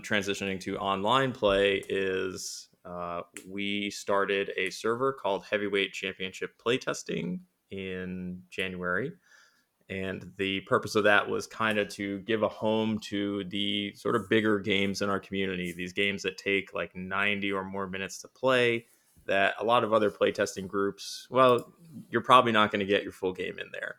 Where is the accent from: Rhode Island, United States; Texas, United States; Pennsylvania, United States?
Rhode Island, United States; I am from Rhode Island, which is the smallest state in America